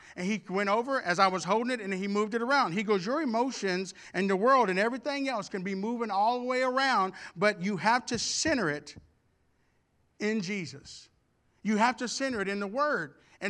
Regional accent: Houston, Texas, United States; also born or lived in Arkansas; When I was a really, really young kid, we moved from Arkansas to Houston, and we were building a home.

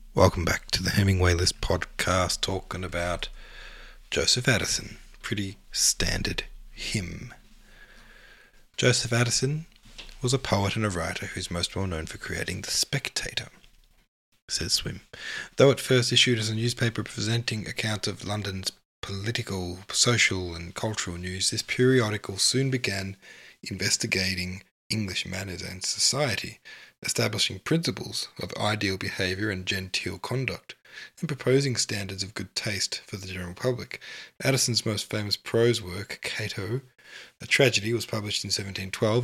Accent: Australia; as an Australian

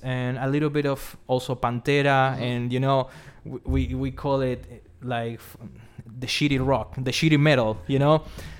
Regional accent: Buenos Aires, Argentina; I'm from Buenos Aires.

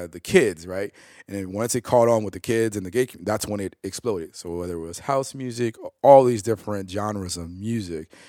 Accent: Oak Park, Illinois, United States; also born or lived in West Side, Chicago; I grew up in Oak Park.

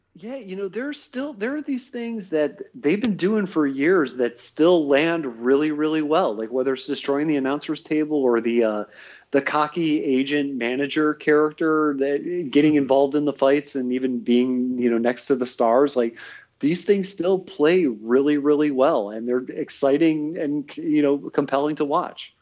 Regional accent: Northfield, Ohio, United States; I'm from Northfield. It's like a little bit outside the city

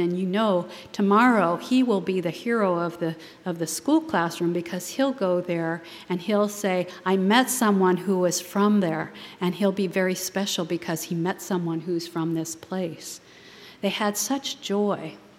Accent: San Francisco, California, United States; I was born in San Francisco

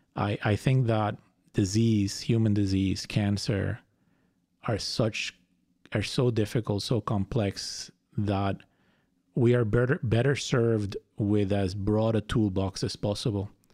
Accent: Fajardo, Puerto Rico; moved away; I was born and raised in Puerto Rico. I grew up in Fajardo, which is a beach town.

